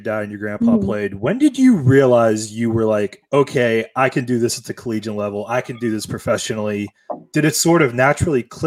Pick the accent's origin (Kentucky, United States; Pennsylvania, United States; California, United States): Pennsylvania, United States; Pittsburgh; I'm from Pittsburgh